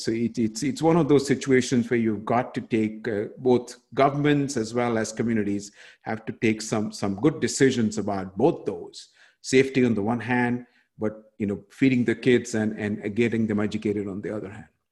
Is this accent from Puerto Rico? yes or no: no; India; moved away; in my home country of india where i grew up